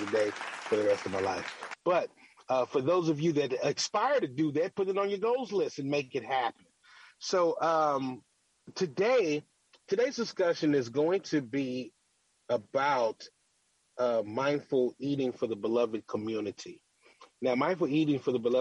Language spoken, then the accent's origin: English; Louisville, Kentucky, United States; moved away; I have been in my hometown of Louisville, Kentucky for the last few days.